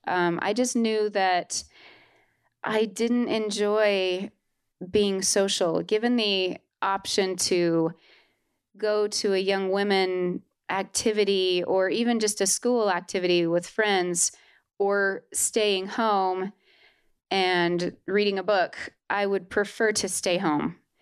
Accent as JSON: {"language": "English", "town": "Holladay", "region": "Utah", "country": "United States", "tie": "born or raised there", "said": "I was born and raised in Holiday, Utah."}